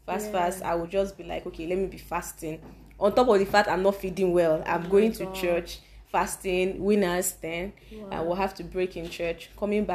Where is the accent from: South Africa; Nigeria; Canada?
Nigeria; moved away as an adult; Being a Nigerian